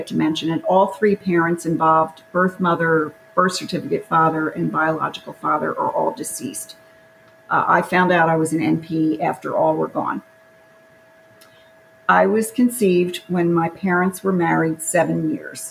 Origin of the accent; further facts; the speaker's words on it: Philadelphia, Pennsylvania, United States; I was born in Philadelphia, Pennsylvania in 1950